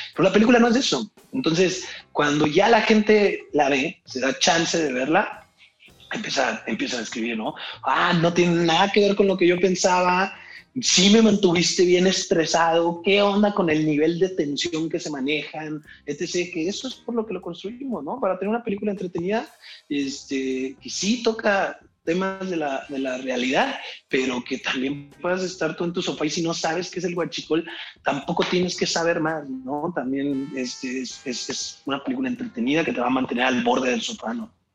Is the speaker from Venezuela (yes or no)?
no; Irapuato, Guanajuato, Mexico; moved away; also born or lived in Mexico City; yo crecí en Irapuato, yo no, no había ni venido a México